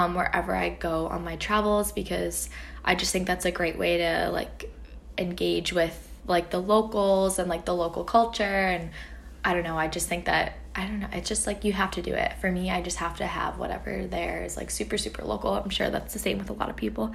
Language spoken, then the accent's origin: English; United States; I'm from the States